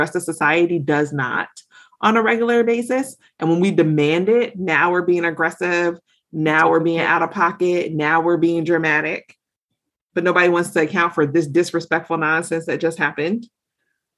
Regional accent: Georgia, United States; I'm from the South. I'm from Georgia

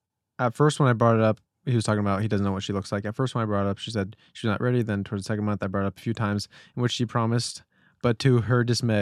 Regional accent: United Kingdom; moved away as an adult; now in Chicago, United States; And I'm also British. It's my background. That's why I call it university and not college.

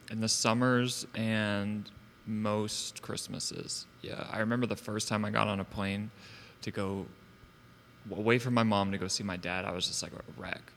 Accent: Savannah, Georgia, United States; I was born in Savannah

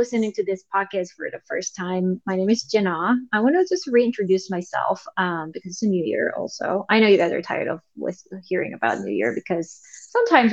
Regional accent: South Korea; English is a second language; now in United States; I'm from South Korea. Originally, I was born there and I was raised there, and I moved to United States

